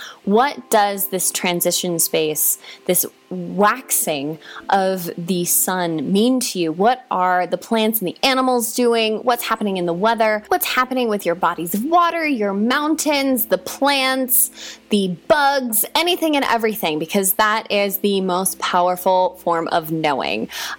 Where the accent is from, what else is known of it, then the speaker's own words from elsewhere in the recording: Hawaii, United States; Like, I grew up in Hawaii, so I know that deeply.